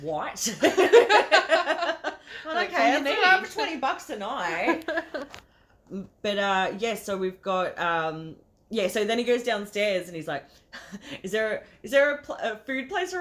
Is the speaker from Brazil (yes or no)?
no; Melbourne, Victoria, Australia; We're from Melbourne